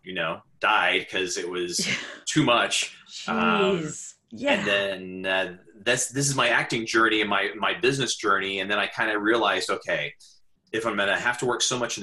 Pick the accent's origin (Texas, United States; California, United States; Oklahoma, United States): Oklahoma, United States; moved away as an adult; now in New York City, United States; I grew up in Oklahoma